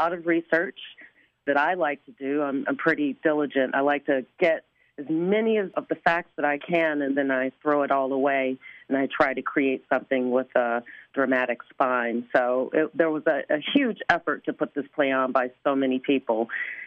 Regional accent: Chicago, Illinois, United States; also born or lived in West Side, Chicago; I grew up on the South Side. I'm born on the West Side

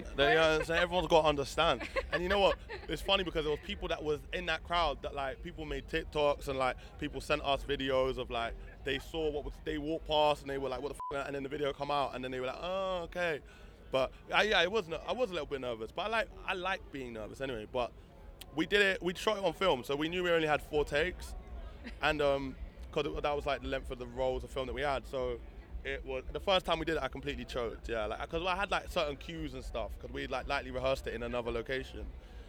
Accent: London, United Kingdom; I'm from London. Okay, London. Yeah, Camden Town.

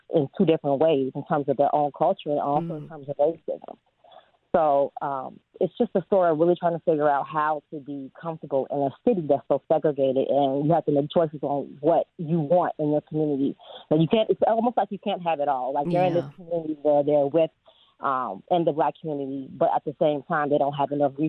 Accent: Chicago, Illinois, United States; born or raised there; also born or lived in Champaign, Illinois

